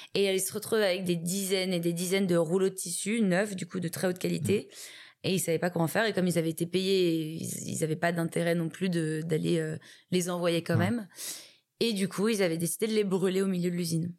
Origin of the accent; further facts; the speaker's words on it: Paris, Île-de-France, France; je suis née et j'ai grandi à Paris